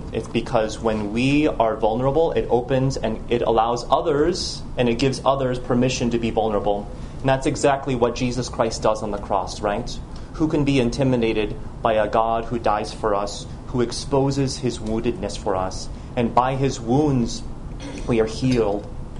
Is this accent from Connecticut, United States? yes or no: no; Los Angeles, California, United States; also born or lived in Jersey City / Chicago / Rome; I was born in Jersey City. I grew up in Los Angeles, also in Chicago, where my parents still live.